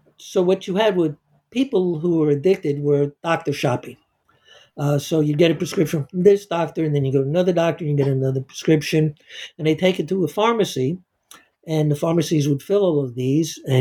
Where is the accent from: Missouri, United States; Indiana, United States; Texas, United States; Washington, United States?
Missouri, United States; My home state of Missouri